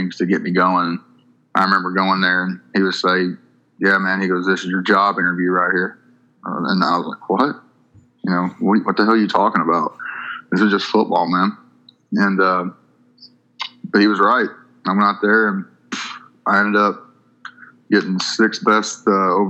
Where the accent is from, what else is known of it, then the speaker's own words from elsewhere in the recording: Paintsville, Kentucky, United States; I'm from a really small town in southeastern Kentucky in the Appalachian Mountains, called Paintsville, Kentucky.